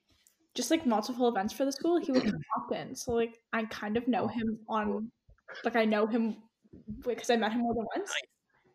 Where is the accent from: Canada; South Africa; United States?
Canada; Burlington, Ontario; born or raised there